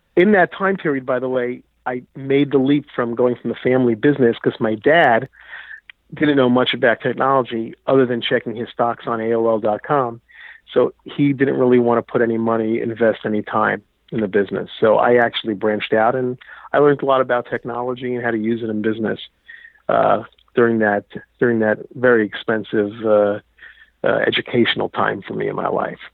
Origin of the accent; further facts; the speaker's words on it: New York, United States; I grew up in New York.